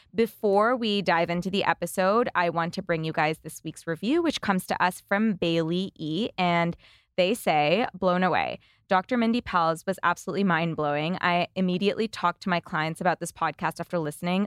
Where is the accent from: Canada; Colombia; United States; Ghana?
Canada; As a Canadian entrepreneur myself